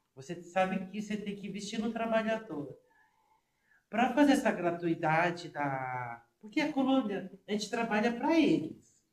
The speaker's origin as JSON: {"language": "Portuguese", "region": "São Paulo", "country": "Brazil", "said": "eu sou de São Paulo mesmo"}